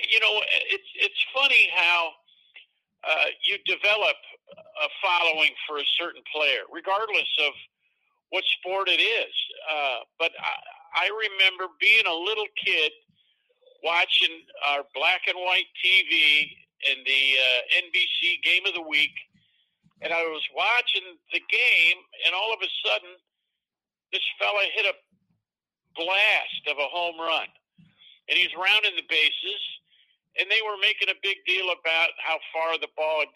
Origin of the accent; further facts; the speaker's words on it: Central New York, United States; growing up in Central New York